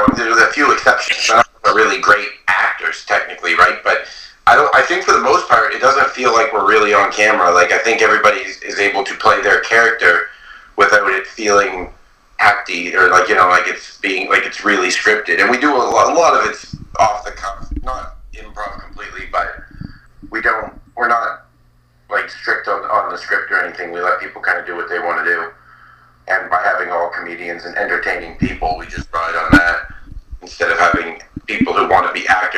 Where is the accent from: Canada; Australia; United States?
Canada; Saint John, New Brunswick; I'm from here, St. John Eastside, born and raised